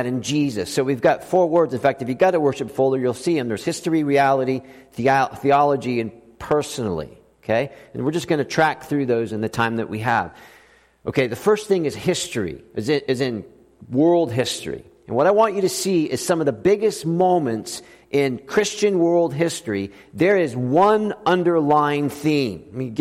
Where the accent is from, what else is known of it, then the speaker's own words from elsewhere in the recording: South Florida, United States; moved away; also born or lived in Austin, Texas; I'm from South Florida.